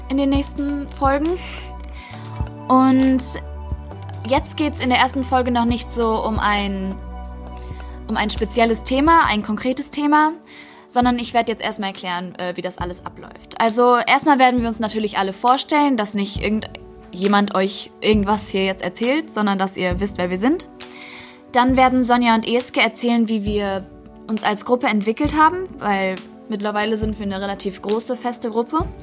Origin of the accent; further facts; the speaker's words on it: Bochum, North Rhine-Westphalia, Germany; ich bin 15 Jahre alt und ich komme aus Bochum.